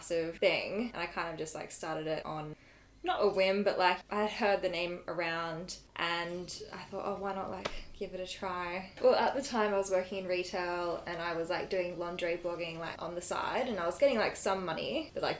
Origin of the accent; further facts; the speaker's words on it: Australia; I'm from Australia